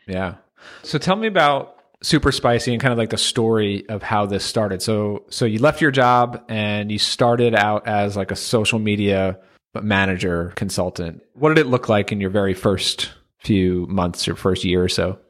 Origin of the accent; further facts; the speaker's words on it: United States; being from the U.S. here